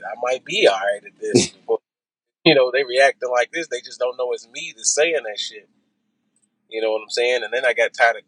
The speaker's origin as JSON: {"language": "English", "town": "Louisville", "region": "Kentucky", "country": "United States", "tie": "born or raised there", "said": "I'm from Louisville, Kentucky."}